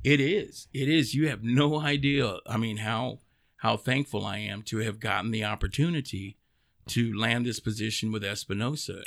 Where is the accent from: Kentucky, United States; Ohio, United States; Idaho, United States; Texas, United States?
Texas, United States; Dallas; born and raised in East Dallas. I'm a Parkland baby.